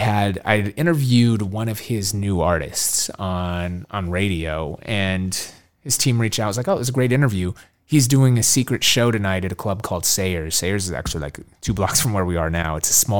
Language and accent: English; Minneapolis, Minnesota, United States; he found out I was from Minneapolis.